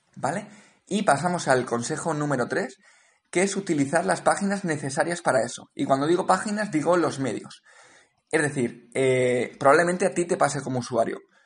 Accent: Valencia, Valencian Community, Spain; moved away as an adult; also born or lived in Cape Town; yo soy de Valencia originalmente, he vivido en Valencia durante muchos años

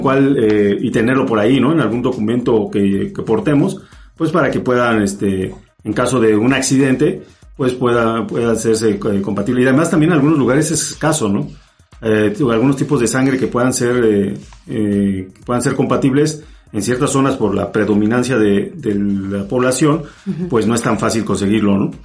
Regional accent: Mexico; somos, somos mexicanos

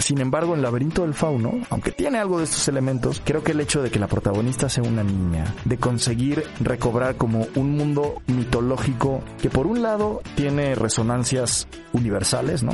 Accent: Mexico; como mexicanos

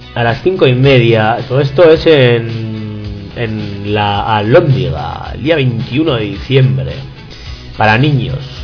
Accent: Barakaldo, Basque Country, Spain; mi pueblo, de las de Baracaldo

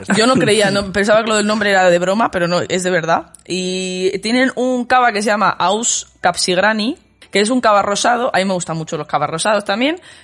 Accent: Valladolid, Castile and León, Spain; yo, oye, de Valladolid

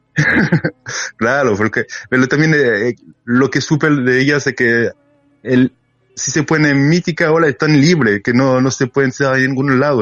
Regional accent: France; Spanish is a second language; como francés

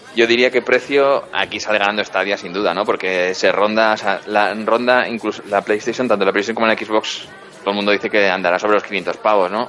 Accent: Pamplona, Navarre, Spain; mi tierra, en Pamplona

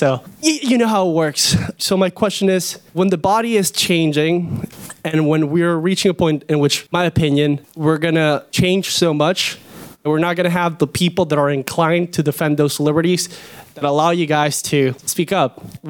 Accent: Venezuela; now in United States; I grew up in Venezuela

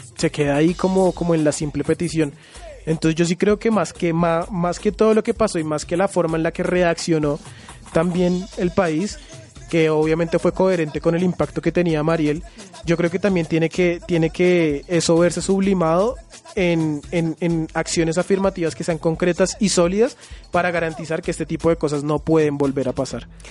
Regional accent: Colombia; nosotros como colombianos

